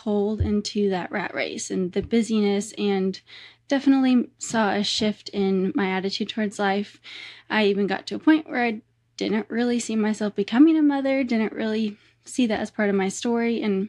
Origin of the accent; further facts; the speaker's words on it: Nebraska, United States; We grew up in Nebraska, and there were cornfields surrounding our house on every side.